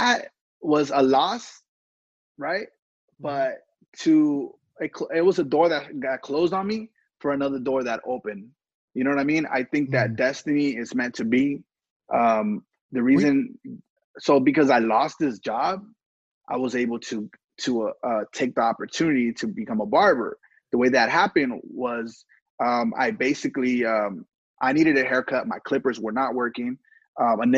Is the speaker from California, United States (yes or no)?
yes; Southern California, United States; also born or lived in Los Angeles, California / Tijuana, Mexico / San Jose, California; me being this young kid growing up in Southern California